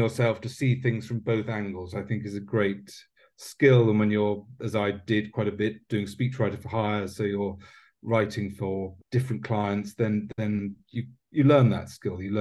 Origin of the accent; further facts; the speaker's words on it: United Kingdom; as a British writer